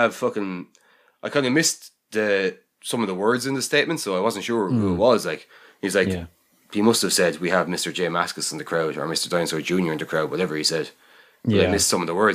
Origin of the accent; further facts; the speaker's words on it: Ireland; we're from Ireland.